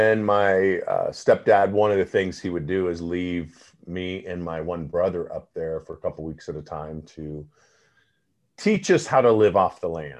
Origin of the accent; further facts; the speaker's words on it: Parma, Idaho, United States; I grew up in Parma.